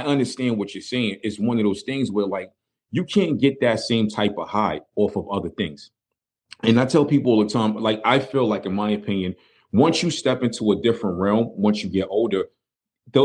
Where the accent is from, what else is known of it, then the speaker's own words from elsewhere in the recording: New York City, New York, United States; moved away; me being from Brooklyn